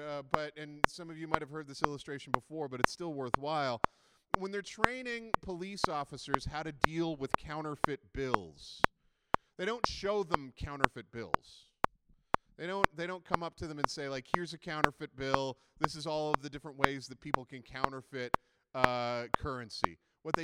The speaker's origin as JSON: {"language": "English", "country": "Canada", "said": "we're very Canadian"}